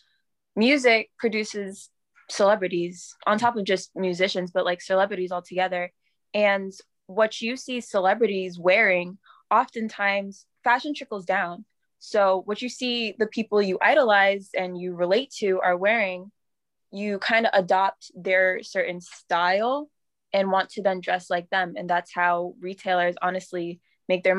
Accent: New York City, New York, United States; I'm from Brooklyn, New York

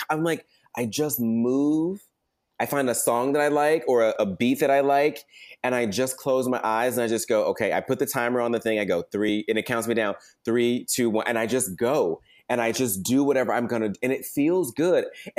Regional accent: the South, United States; being a Black boy growing up in the South

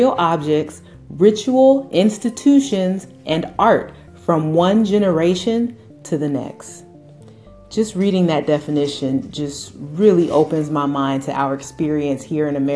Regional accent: United States; I was born and raised here in the United States

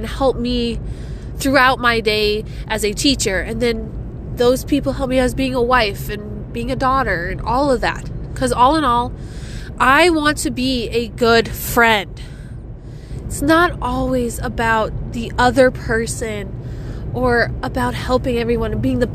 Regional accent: South Dakota, United States; Growing up, I didn't have a Scooters until I was in high school, and then it came to my hometown

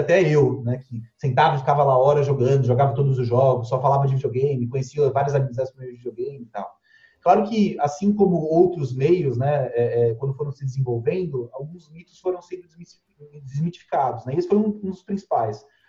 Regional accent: Cubatão, São Paulo, Brazil; moved away as an adult; now in São Paulo, Brazil; Eu sou de uma cidade chamada Cubatão, do litoral de São Paulo

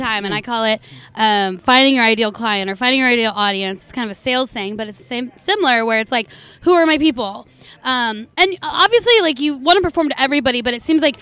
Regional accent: Southern California, United States; I'm from Southern California

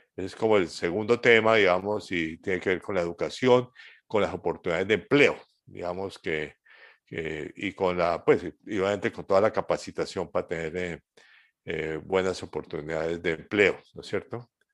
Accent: Colombia; mi país, Colombia

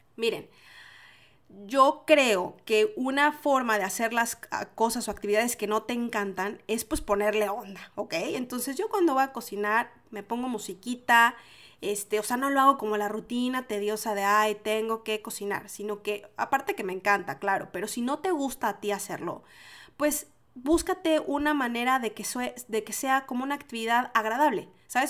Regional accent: Mexico; moved away as an adult; now in Chile; Yo soy mexicana. Y entonces en México decimos sushi.

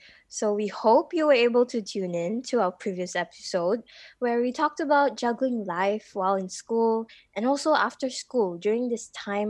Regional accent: Malaysia; I was born and raised in Malaysia, lived here my whole life.

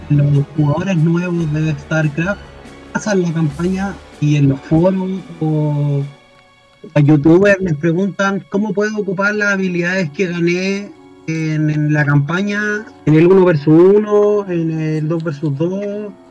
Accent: Valparaíso, Chile; yo soy de Chile, soy de Valparaíso, que jugaba en un local en Valparaíso y en consolas

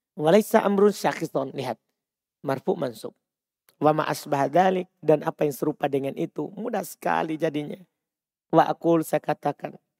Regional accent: Bima, West Nusa Tenggara, Indonesia; saya orang Bima

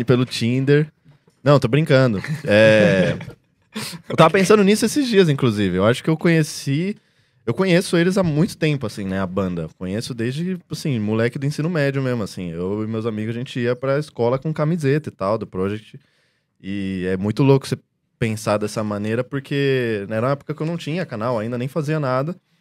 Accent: Brazil; first language Portuguese; como eu sou brasileiro

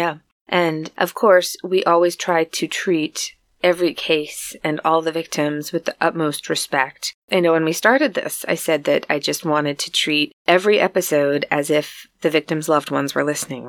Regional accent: United States; from the U.S.

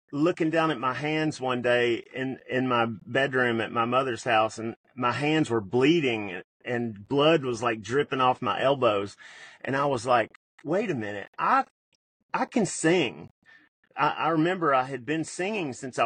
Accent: Memphis, Tennessee, United States; I also grew up in Memphis

